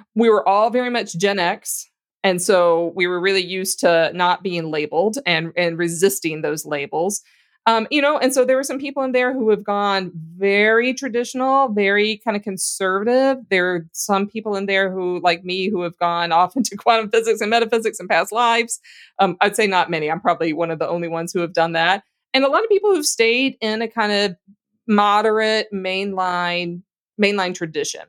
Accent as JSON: {"language": "English", "region": "Louisiana", "country": "United States", "tie": "born or raised there", "said": "I grew up in Louisiana"}